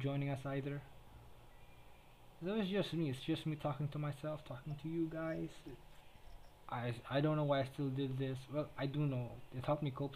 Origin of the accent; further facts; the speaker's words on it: Philippines; first language Tagalog; English is a second language; everybody here speaks Filipino, everybody here speaks Tagalog, so yeah, I speak in fucking in my native tongue